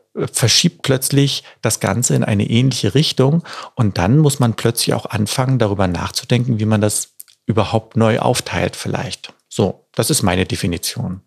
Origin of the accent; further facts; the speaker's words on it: Berlin, Germany; bei uns in Berlin